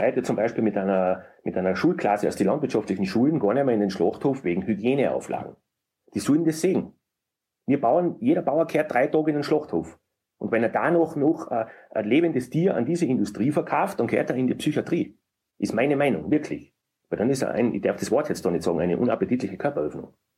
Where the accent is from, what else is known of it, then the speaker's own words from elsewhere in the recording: Murau, Styria, Austria; bei uns in Murau